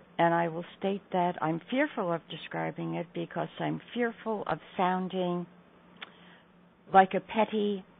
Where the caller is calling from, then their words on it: New York, United States; I'm calling from New York.